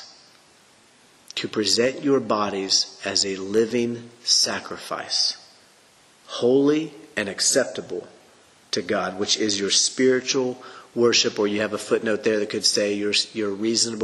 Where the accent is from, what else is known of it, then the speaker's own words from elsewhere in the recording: United States; I was raised in the American culture